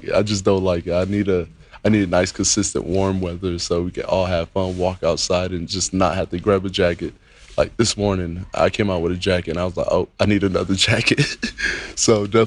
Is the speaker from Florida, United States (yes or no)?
yes; Miami, Florida, United States; moved away as an adult; I was born and raised in Miami.